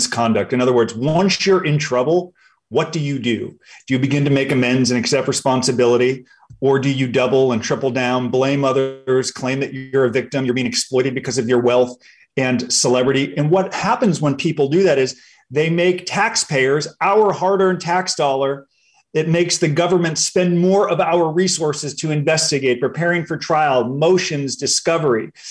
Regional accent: Los Angeles, California, United States; I grew up in Los Angeles.

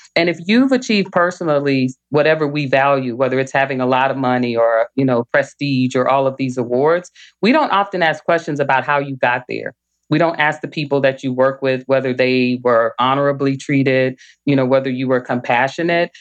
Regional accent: Little Rock, Arkansas, United States; now in Michigan, United States; I grew up in Little Rock, Arkansas, and every summer I begged my parents for us to move somewhere else.

